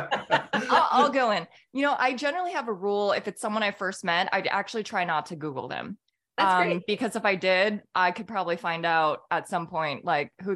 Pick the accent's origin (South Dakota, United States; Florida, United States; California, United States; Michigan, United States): California, United States; moved away as an adult; also born or lived in Minnesota; now in Atlanta, United States; I grew up in California.